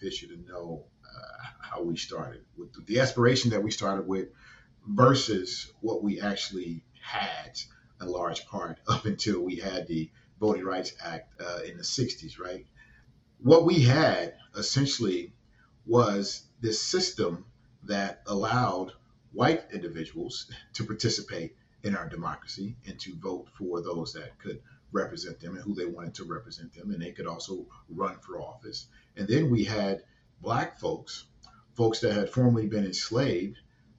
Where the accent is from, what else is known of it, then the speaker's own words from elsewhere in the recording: Chicago, Illinois, United States; now in Minnesota, United States; I originally born and raised in Chicago, Illinois. Proud Southsider